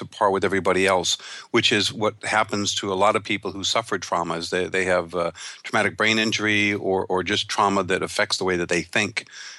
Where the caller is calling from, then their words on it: Ventura, California, United States; I'm calling from Ventura, California.